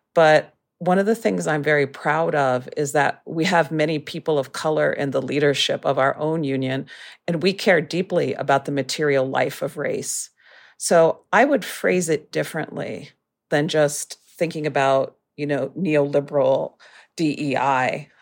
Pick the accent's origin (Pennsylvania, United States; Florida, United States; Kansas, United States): Pennsylvania, United States; Erie; moved away; I grew up in Erie, Pennsylvania, which is a very, very working class place